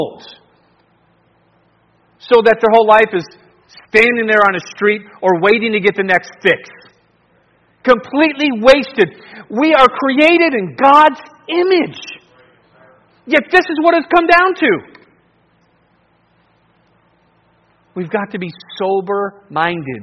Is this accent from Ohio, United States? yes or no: yes; Cleveland, Ohio, United States; I grew up in Cleveland